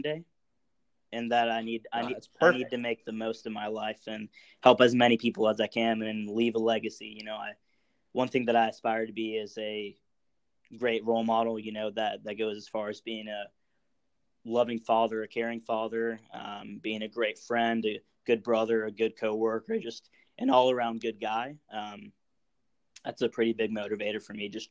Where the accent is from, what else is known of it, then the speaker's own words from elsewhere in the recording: California, United States; I was born in California